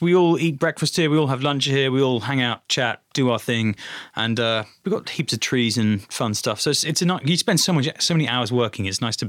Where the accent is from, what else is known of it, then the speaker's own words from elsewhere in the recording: Dubai, United Arab Emirates; I think it actually comes from Dubai, because I grew up in the Middle East, and the coolest cars in Dubai were Mercedes and Toyota Land Cruiser